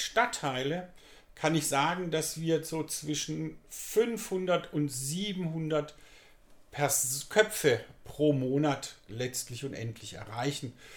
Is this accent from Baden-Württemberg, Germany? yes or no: yes; Pforzheim, Baden-Württemberg, Germany; ich bin gebürtiger Pfadheimer